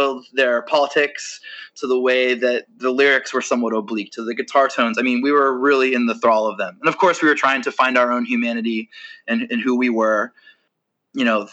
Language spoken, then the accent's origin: English; Maryland, United States; I grew up in Maryland